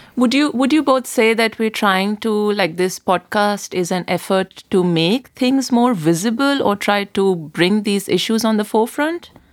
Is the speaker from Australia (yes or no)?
no; India; moved away as an adult; now in Berlin, Germany; I come from India